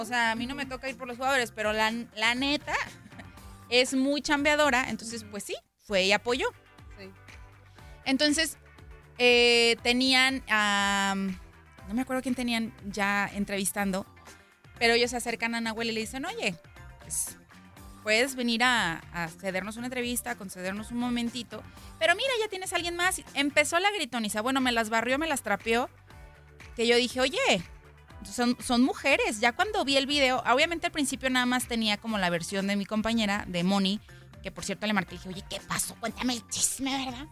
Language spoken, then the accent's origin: Spanish; Mexico; nosotros, a donde vayamos los mexicanos y demás, somos embajadores de, nuestra nación